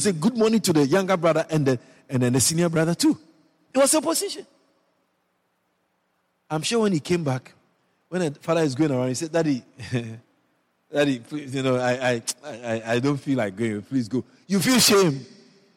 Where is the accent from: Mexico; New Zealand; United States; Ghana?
Ghana; Ashanti; now in Guyana; I was born in Ghana, West Africa. And originally I'm from the Ashanti tribe.